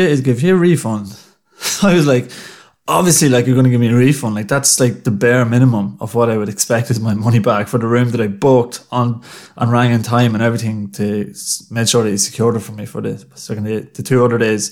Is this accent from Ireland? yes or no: yes; Ireland; being Irish